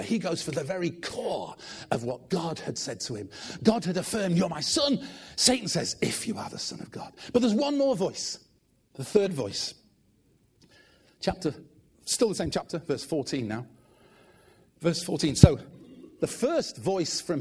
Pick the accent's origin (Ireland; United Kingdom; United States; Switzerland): United Kingdom; Manchester, North West England; assistant pastor in the church I grew up in Manchester